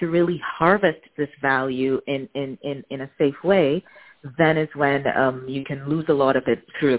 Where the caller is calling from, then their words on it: Amsterdam, North Holland, Netherlands; I am calling from Amsterdam in the Netherlands.